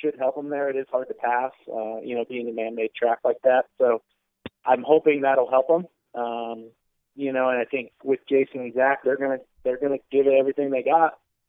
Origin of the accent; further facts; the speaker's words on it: Florida, United States; me and James are the same age and we grew up in Florida racing together.